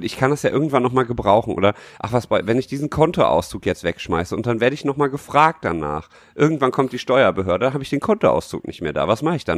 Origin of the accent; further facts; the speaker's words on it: Düsseldorf, North Rhine-Westphalia, Germany; als Düsseldorfer